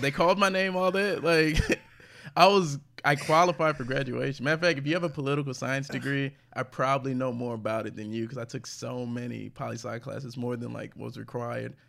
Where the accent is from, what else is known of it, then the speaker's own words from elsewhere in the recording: St. Louis, Missouri, United States; moved away; also born or lived in Houston; I grew up in St. Louis